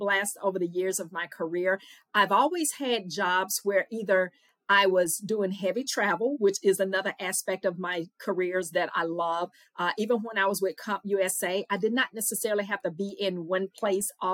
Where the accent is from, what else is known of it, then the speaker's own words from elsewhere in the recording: Louisiana, United States; accent: Southern; moved away as an adult; also born or lived in Mississippi; Louisiana girl by way of Mississippi